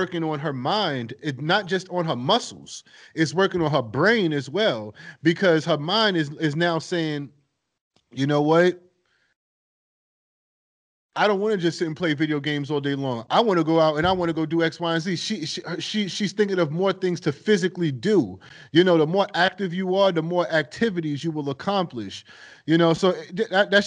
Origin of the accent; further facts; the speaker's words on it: East Coast, United States; moved away; I'm coming from the East Coast